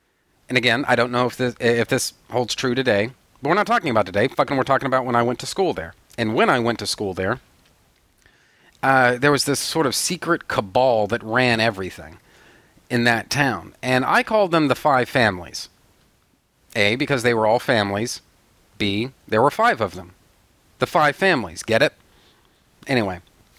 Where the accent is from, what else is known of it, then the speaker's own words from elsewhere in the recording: Odessa, Texas, United States; born there; I was born in Odessa, Texas. All right? Yes, the same Odessa, Texas that was featured in the book and then later the movie, Friday Night Lights.